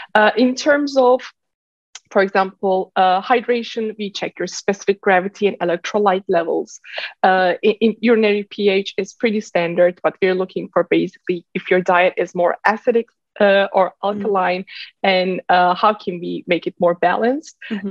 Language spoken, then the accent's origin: English; Turkey; moved away as an adult; also born or lived in Bay Area, California; now in San Francisco Bay Area, United States; I've been born and raised in Turkey. Then I moved to Silicon Valley. Uh, I live in the Bay Area right now.